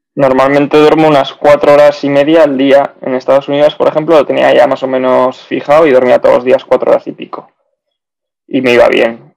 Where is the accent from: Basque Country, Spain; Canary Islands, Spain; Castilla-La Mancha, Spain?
Basque Country, Spain; Bilbao; moved away as an adult; also born or lived in Zaragoza / Belgium / South of England; soy de, Bilbao, he vivido fuera también bastantes años.